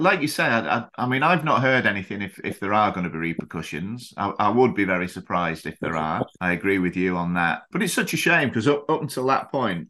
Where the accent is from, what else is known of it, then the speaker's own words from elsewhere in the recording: England, United Kingdom; moved away as an adult; now in Thailand; When I was growing up in England